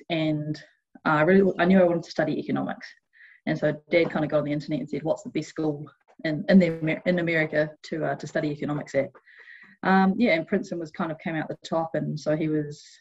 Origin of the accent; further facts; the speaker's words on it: New Zealand; did a heap of research into the cr- recruitment process, which as a Kiwi can be a bit intimidating